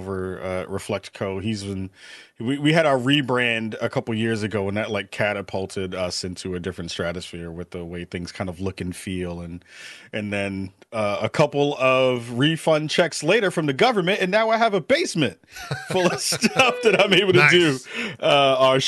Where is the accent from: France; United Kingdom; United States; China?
United States; New York City, New York; moved away; also born or lived in Brooklyn, New York; I'm from the Bronx, but then moved to Brooklyn